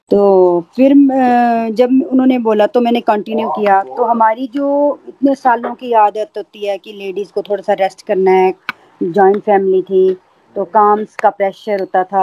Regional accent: Jammu, Jammu and Kashmir, India; मैं जम्मू से हूँ

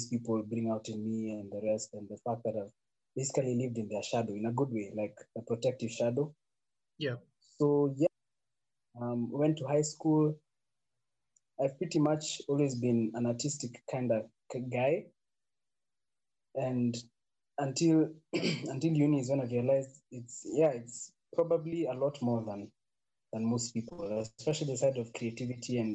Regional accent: Nairobi, Kenya; I grew up in sides of Mountain View, Kangemi.

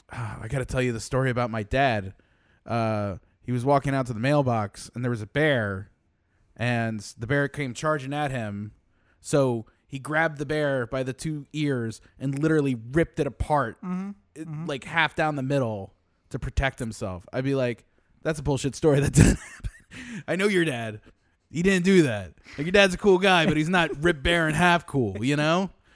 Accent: the South, United States; And I'm a Democrat from the South. It's a little bit different.

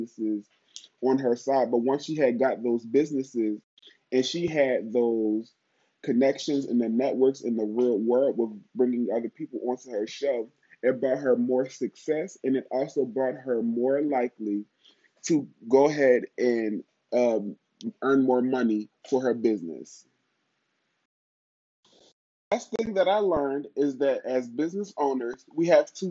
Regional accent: Pennsylvania, United States; moved away as an adult; also born or lived in Holly Springs, Mississippi; if I'm back at my hometown in Pennsylvania

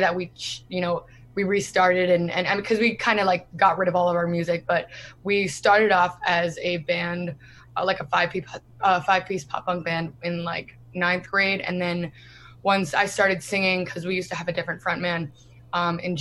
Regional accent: New Jersey, United States; we're from New Jersey

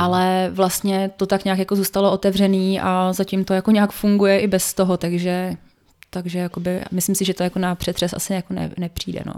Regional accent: Teplice, Ústí nad Labem Region, Czechia; also born or lived in Mikulov (Ore Mountains); svoje dětství, které jsme trávili vlastně v tom Mikulově protože jsme tam jezdili z Teplic na chatu

